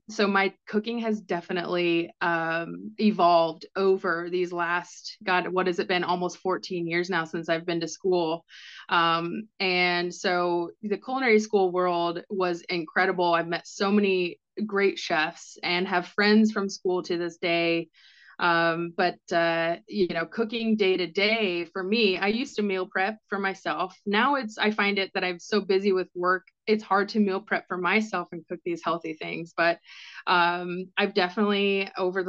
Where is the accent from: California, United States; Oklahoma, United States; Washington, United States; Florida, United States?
Washington, United States; moved away as an adult; also born or lived in Scottsdale, Arizona; I moved from Washington State. That's where I grown up in that country lifestyle